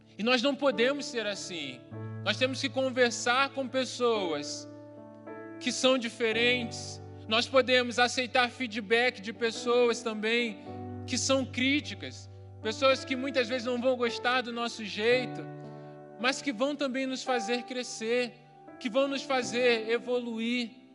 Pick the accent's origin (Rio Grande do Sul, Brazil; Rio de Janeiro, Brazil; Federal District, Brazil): Rio de Janeiro, Brazil; eu cresci num bairro no Rio de Janeiro que não era muito urbanizado na época